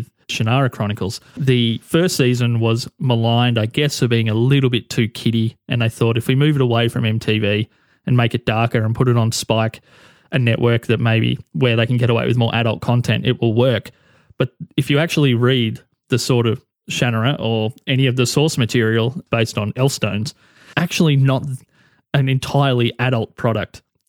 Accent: Australia; I can speak as an Australian

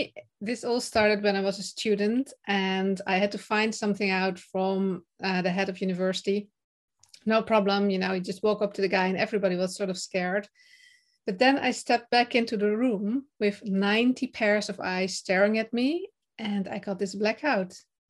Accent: Netherlands; English is a second language; I am from the Netherlands and currently also in the Netherlands.

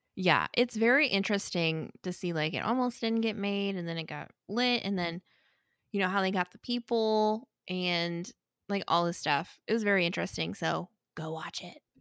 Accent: St. Louis, Missouri, United States; I grew up watching it because I'm from Saint Louis

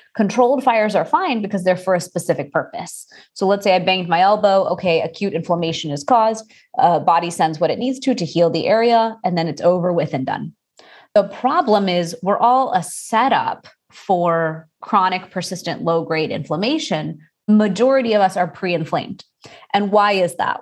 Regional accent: Houston, Texas, United States; I am Indian and I was born and raised in Houston, Texas

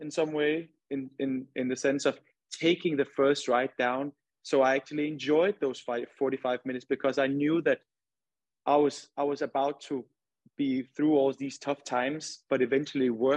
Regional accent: Denmark; moved away as an adult; now in Houston, United States; my childhood in my hometown. We have this, we have snow. Obviously, there's not snow in Houston, but in Denmark, there's a lot of snow

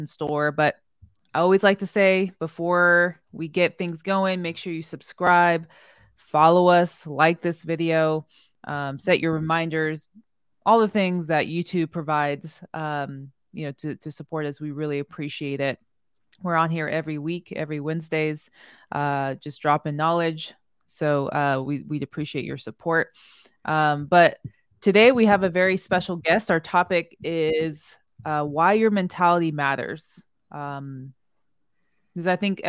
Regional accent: the Bay Area, California, United States; we're both from the Bay

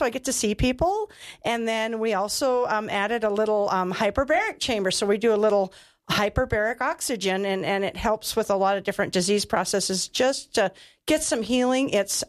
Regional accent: North Dakota, United States; now in Wyoming, United States; I came from North Dakota and wasn't a nurse, and Wyoming has given me that opportunity. And so Wyoming is home now

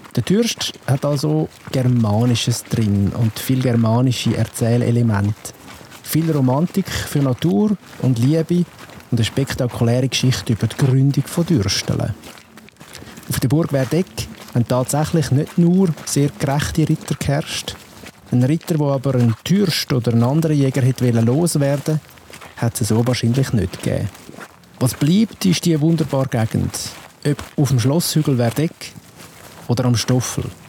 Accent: Switzerland; bei uns in der Schweiz

